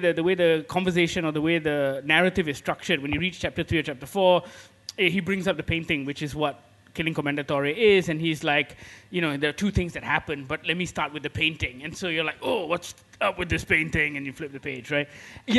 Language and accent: English; Malaysia; us as Malaysians